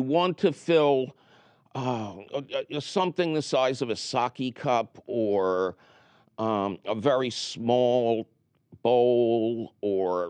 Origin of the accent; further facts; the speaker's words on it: Philadelphia, Pennsylvania, United States; When I was growing up in Philadelphia